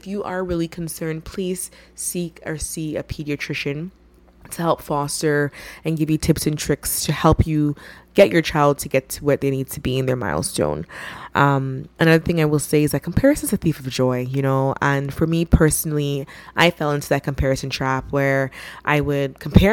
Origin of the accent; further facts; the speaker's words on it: Ghana; I'm from Ghana, which is in West Africa